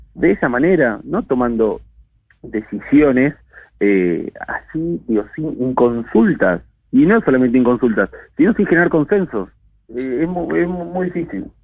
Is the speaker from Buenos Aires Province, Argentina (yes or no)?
yes; Hurlingham, Buenos Aires Province, Argentina; yo soy de Burlingame, tengo un gran compromiso, trabajo acá